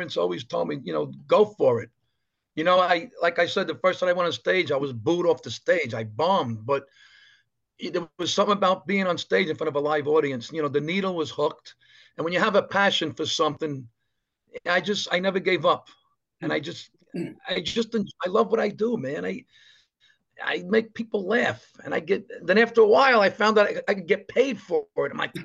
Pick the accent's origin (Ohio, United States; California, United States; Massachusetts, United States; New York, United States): New York, United States; New York City; I grew up in Brooklyn